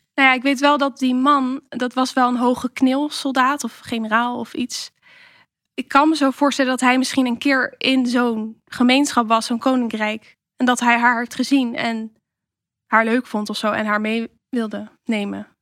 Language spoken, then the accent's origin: Dutch; Rotterdam, South Holland, Netherlands; waar kom jij nou echt vandaan? Dan zeg ik Rotterdam